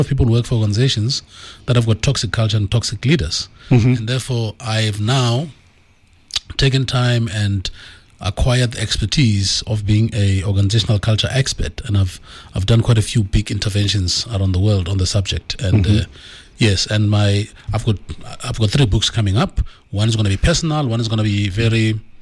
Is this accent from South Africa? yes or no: yes; Tembisa, Gauteng, South Africa; I'm from Tembisa, not too far from here. So I'm a Tembisa boy through and through